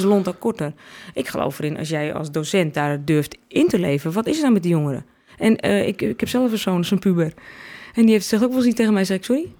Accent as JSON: {"language": "Dutch", "town": "Alkmaar", "region": "North Holland", "country": "Netherlands", "said": "ik kom uit Alkmaar."}